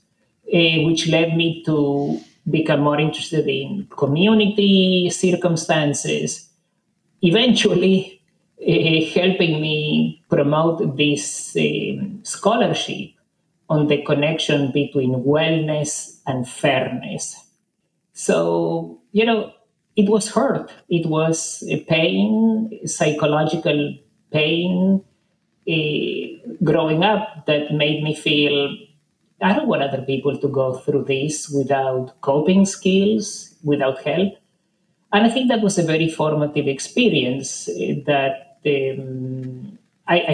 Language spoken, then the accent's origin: English; Argentina; I grew up in Argentina in the 60s